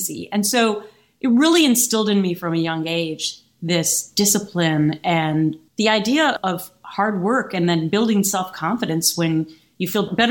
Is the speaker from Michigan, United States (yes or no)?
no; Minnesota, United States; I am from Minnesota